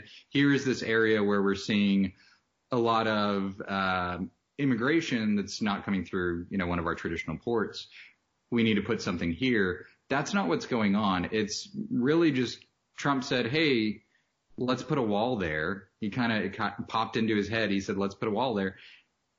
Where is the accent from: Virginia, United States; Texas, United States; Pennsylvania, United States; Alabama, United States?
Texas, United States; El Paso; I grew up in El Paso, right on the border